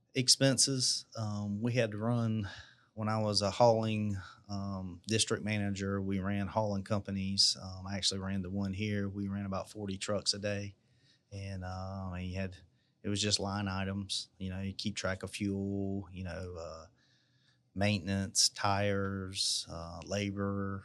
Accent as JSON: {"language": "English", "town": "Marion", "region": "South Carolina", "country": "United States", "tie": "born or raised there", "also_born_or_lived": "Charleston, South Carolina", "lives_now": "Columbia, United States", "said": "I was born in Big Town of Marion, South Carolina. So, uh, that's down near the beach, um, right outside of Florence. I hadn't really lived anywhere else"}